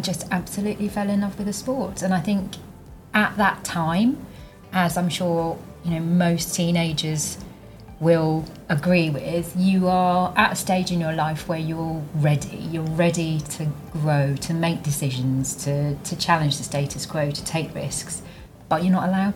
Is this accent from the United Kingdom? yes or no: yes; East Anglia, East of England, United Kingdom; I grew up in East Anglia, right in the middle of the UK